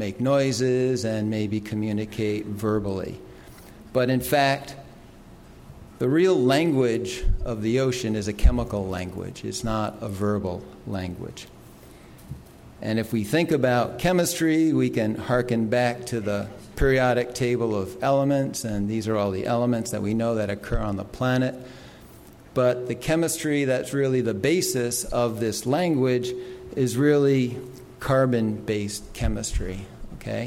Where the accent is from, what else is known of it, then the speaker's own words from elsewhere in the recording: New York City, New York, United States; I grew up in New York City and didn't really have many opportunities to experience these things